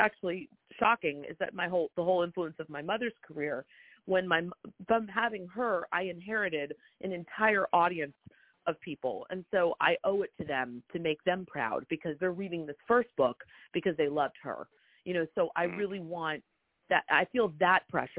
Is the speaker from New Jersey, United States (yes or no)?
yes; Montclair, New Jersey, United States; moved away as an adult; also born or lived in New York; now in Charleston, United States; I grew up in Montclair, New Jersey, but I spent every summer in the Lowcountry.